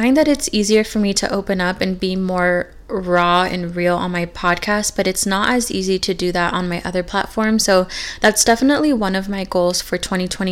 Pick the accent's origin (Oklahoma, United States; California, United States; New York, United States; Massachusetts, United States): California, United States; moved away; the exact same town that I grew up in back in California